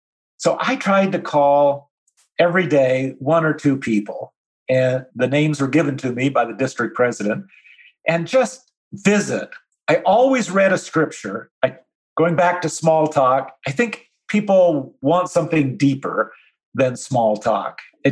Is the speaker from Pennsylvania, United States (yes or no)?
no; Utah, United States; moved away as an adult; also born or lived in Southern US; I grew up in Utah, I just lived in the South for 25 years